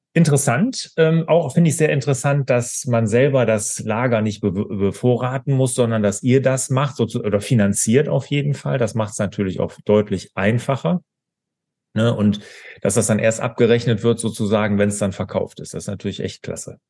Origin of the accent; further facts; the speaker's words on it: Bergisches Land, North Rhine-Westphalia, Germany; ich komme ja so aus dem Bergischen